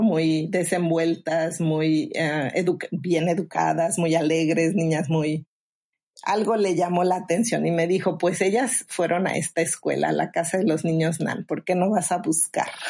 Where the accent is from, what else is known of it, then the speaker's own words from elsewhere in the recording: Mexico; now in Phoenix, United States; soy originaria de México